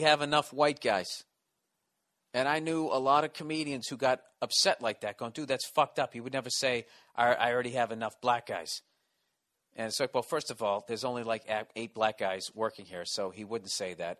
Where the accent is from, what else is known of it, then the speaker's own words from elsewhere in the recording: East Coast, United States; accent: East Coast; you would guess that I was from the East Coast